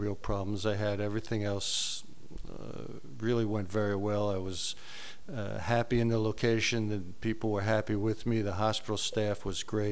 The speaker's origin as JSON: {"language": "English", "town": "New York City", "region": "New York", "country": "United States", "tie": "born or raised there", "also_born_or_lived": "Covington, Tennessee", "moved": "yes", "lives_now": "California, United States", "said": "I grew up in New York City. So I'm a city person"}